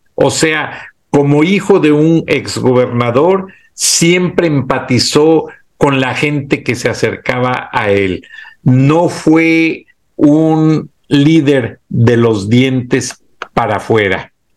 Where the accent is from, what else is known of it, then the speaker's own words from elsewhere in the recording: Mexico; así somos los mexicanos